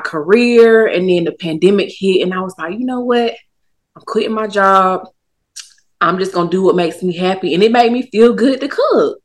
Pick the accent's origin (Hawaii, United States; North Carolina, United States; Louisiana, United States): North Carolina, United States; Durham; also born or lived in Savannah, Georgia / Atlanta, Georgia; now in Charlotte, United States; I'm born and raised Durham, North Carolina, but since then I've moved around